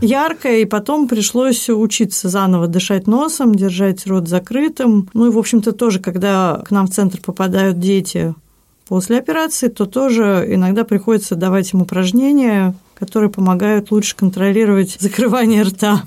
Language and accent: Russian; Saint Petersburg, Russia; я и родилась в Петербурге, в Ленинграде, и работала в Петербурге